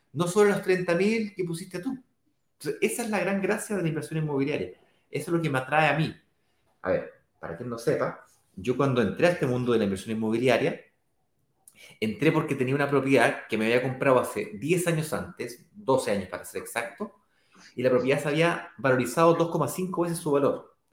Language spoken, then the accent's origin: Spanish; Chile; yo en este caso soy chileno